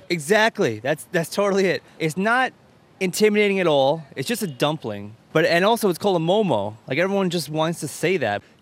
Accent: Myanmar; now in New York, United States; I'm not Tibetan. I'm from Burma.

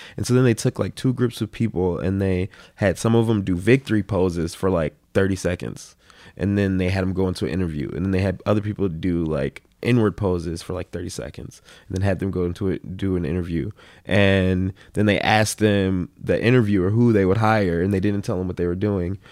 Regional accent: Minneapolis, Minnesota, United States; growing up in South Minneapolis

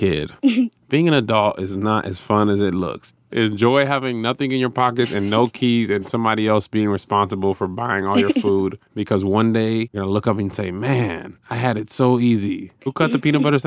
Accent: El Paso, Texas, United States; I was born in El Paso, Texas in 1983 on my grandmother Ruthie's bed

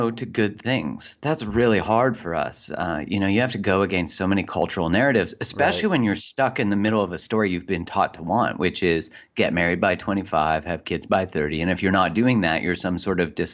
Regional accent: Calgary, Alberta, Canada; in Calgary in Canada.

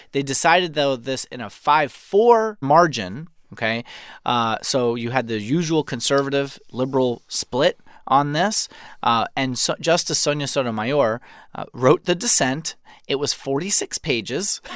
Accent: New York, United States; born or raised there; moved away as an adult; now in Maryland, United States

